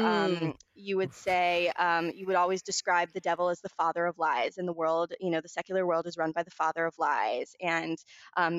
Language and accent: English; Baltimore, Maryland, United States; now in Los Angeles, United States; I grew up in Baltimore.